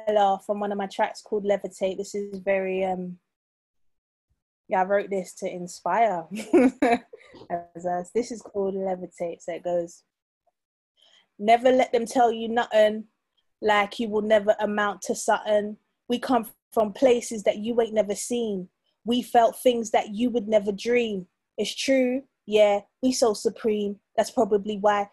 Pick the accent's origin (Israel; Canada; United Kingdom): United Kingdom; London; I'm a Londoner. Nah. I'm a South Londoner.